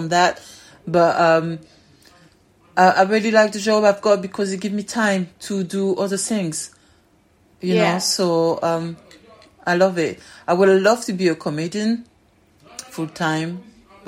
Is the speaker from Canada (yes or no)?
no; France; accent: French; first language French; English is a second language; moved away; I'm French